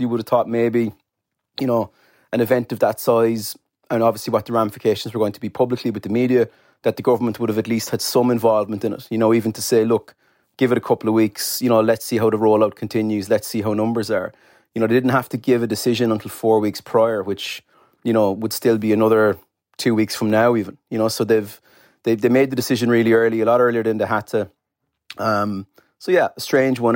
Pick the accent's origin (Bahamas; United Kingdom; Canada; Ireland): Ireland; Cork, Munster; I'm from Cork